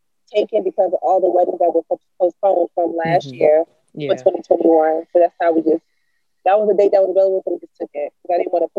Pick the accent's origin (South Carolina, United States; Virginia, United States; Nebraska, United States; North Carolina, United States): North Carolina, United States; moved away as an adult; now in DMV area, United States; I'm originally from North Carolina. I moved to the DMV area in 2011.